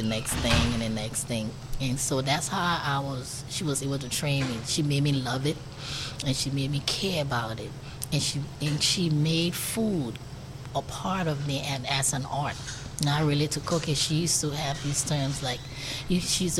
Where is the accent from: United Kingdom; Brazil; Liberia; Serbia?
Liberia; Monrovia, Montserrado; moved away as an adult; now in Richmond, United States; I grew up in Monrovia, Liberia, West Africa